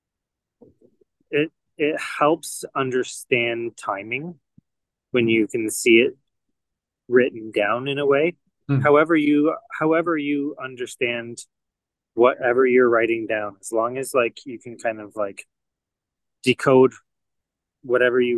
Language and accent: English; Canada; moved away as an adult; now in United States; I'm Canadian